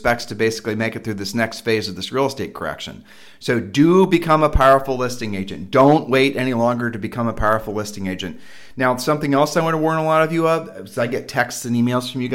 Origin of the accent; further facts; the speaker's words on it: Columbus, Ohio, United States; we are from Columbus, Ohio